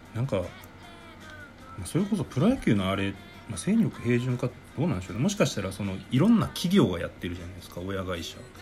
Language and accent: Japanese; Japan; 日本人日本で生まれ育った